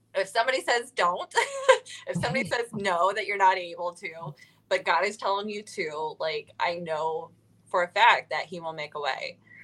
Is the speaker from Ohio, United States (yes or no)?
yes; Ohio, United States; moved away as an adult; now in Nashville, United States; I am originally from Ohio.